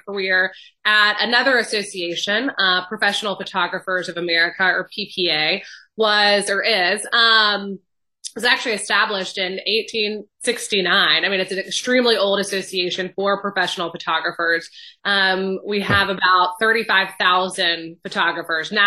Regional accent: Atlanta, Georgia, United States; I'm originally from Atlanta, born and raised

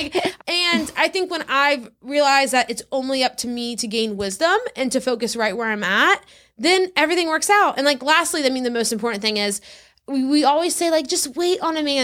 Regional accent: South Louisiana, United States; moved away as an adult; also born or lived in Texas; now in Orlando, United States; I grew up in South Louisiana, then I went to Baylor in Texas, and then I graduated and moved to Orlando, Florida.

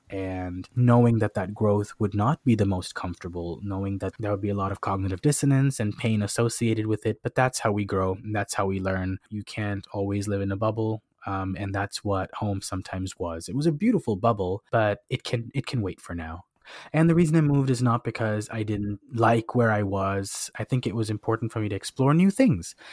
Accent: Washington, United States; moved away as an adult; now in Atlanta, United States; I knew a lot about my my home state

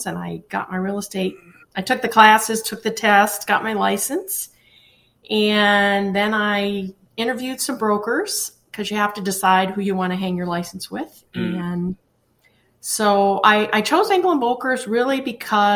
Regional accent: Connecticut, United States; moved away; also born or lived in Colorado / Wyoming; I grew up in Connecticut. I moved to Colorado in 1986

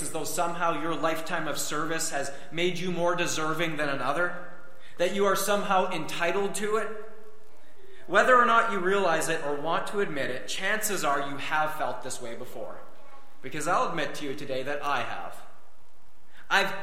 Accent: Canada; us being born here in Canada

